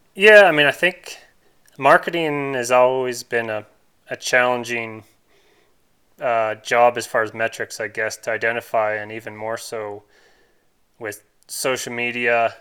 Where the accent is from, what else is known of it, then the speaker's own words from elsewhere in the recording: Canada; as a Canadian